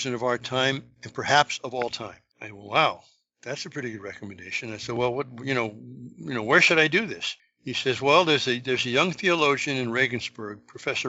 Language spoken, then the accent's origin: English; West Coast, United States; moved away as an adult; also born or lived in France; being in France as an American, you know, I'm from the West Coast, where the oldest things at the time were 50 years old.